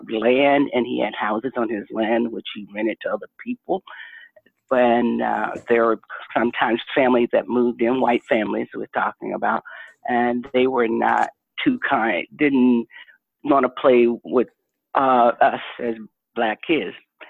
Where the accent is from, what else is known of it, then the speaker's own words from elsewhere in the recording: the South, United States; growing up in the Jim Crow South, and, you know, having to ride a school bus over an hour, and we could have walked to school, but it was a white school